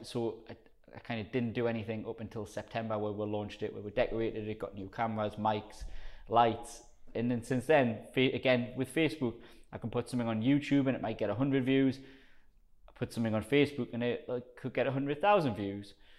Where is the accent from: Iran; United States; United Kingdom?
United Kingdom; South Shields, North East England; accent: Geordie; like a strong Geordie accent. Um, so I'm from South Shields, which is in between Newcastle and Sunderland.